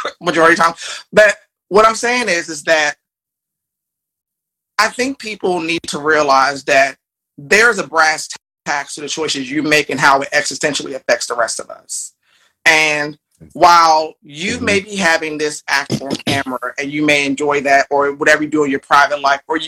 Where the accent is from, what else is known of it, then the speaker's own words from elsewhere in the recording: Largo, Maryland, United States; I grew up in Largo, Maryland, black enclave, mostly black people